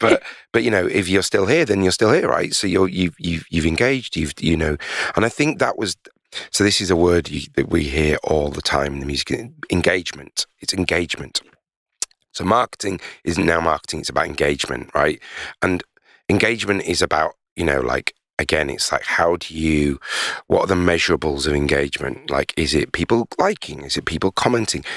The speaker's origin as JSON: {"language": "English", "town": "Leeds", "region": "Yorkshire and the Humber", "country": "United Kingdom", "said": "I'm a huge Leeds United fan 'cause I'm from Leeds"}